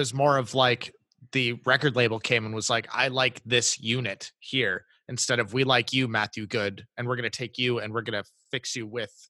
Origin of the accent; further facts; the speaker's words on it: Canada; I'm Canadian as well